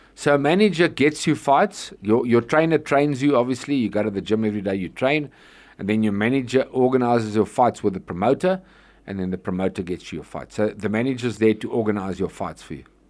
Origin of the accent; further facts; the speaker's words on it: Johannesburg, Gauteng, South Africa; also born or lived in Troyville, Johannesburg / West Palm Beach, United States / San Diego, United States; I was born in Troyville, which is uh, not far from here, funny enough, and I was raised in Malvern